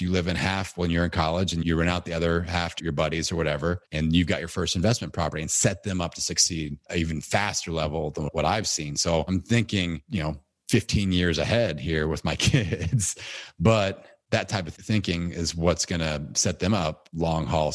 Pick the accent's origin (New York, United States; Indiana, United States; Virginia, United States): Indiana, United States; Bloomington; It's in Bloomington, Indiana, my hometown